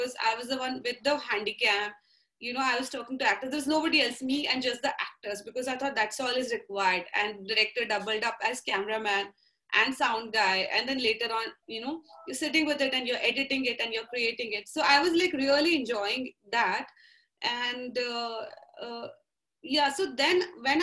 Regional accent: Nagpur, Maharashtra, India; I grew up in Nagpur, which was a very middle-class setup of really focused on studies.

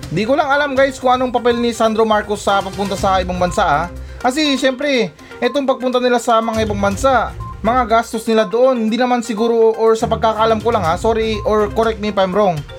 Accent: Philippines; Pero syempre naman na may karapatan naman akong sabihin yan kasi normal na Pilipino lang ako.

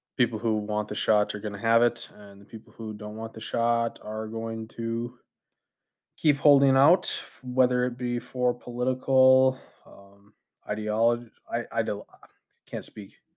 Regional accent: United States; as an American citizen

